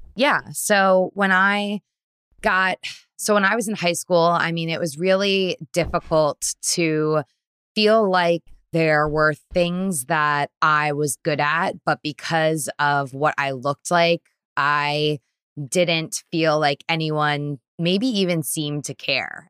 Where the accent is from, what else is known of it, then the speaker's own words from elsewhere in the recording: Trumbull, Connecticut, United States; also born or lived in Bridgeport, Connecticut; now in New York City, United States; I grew up in Trumbull, Connecticut